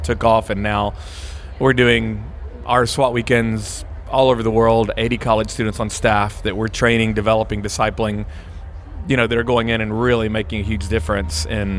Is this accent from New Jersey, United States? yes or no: no; Atlanta, Georgia, United States; I grew up in Atlanta, ended up at UGA, going to the good old University of Georgia.